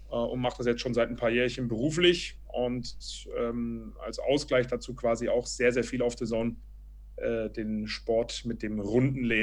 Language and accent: German; Berlin, Germany; ich bin ursprünglich, ich bin in Berlin aufgewachsen und habe ähm, nach dem Abitur Eventmanagement